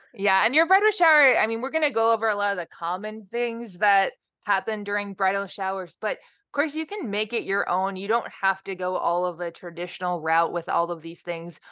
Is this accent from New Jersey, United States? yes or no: yes; New Jersey, United States; moved away as an adult; also born or lived in Ohio; I am originally from New Jersey